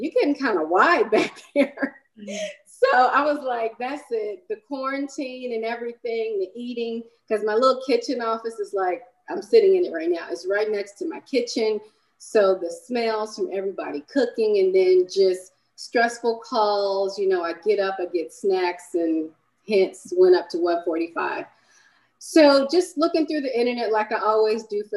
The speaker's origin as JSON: {"language": "English", "region": "Michigan", "country": "United States", "tie": "born or raised there", "said": "I was born in Michigan"}